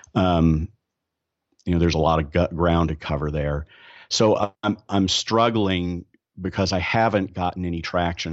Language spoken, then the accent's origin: English; Dallas, Texas, United States; I'm from Dallas